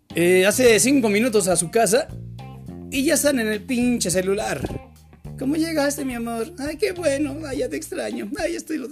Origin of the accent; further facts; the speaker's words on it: Mexico; Yo soy mexicano